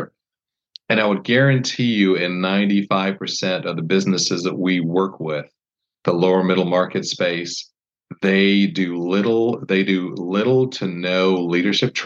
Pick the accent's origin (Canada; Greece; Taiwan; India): Canada; moved away as an adult; I grew up in Canada. I was there from when I was 7 till I was 19